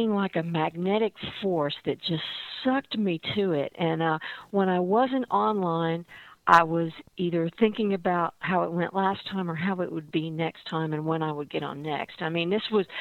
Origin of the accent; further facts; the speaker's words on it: Dallas, Texas, United States; also born or lived in Fort Worth, Texas; now in San Francisco, United States; I grew up in Dallas